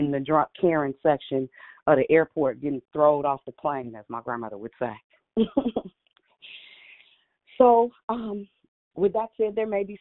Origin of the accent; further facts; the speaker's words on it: Richmond, United States; I'm from Richmond